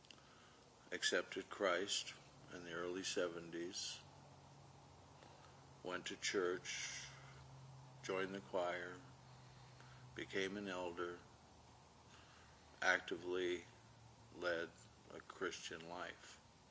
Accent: Minnesota, United States; moved away as an adult; also born or lived in California; I was born in California, raised in Minnesota, until the time of Vietnam

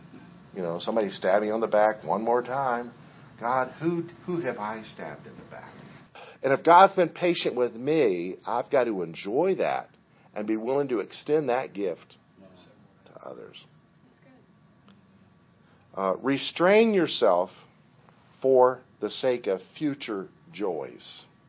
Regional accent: Liberia; When I was a kid, I grew up in Liberia on the mission field

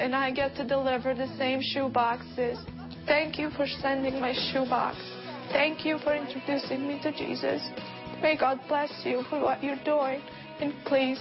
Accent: Bosnia & Herzegovina; I was born and raised in Bosnia, a country torn with war and just pure devastation

